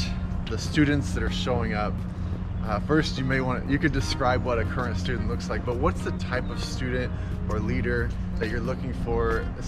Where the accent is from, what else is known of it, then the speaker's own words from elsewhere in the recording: Fresno, California, United States; I'm from the Fresno area.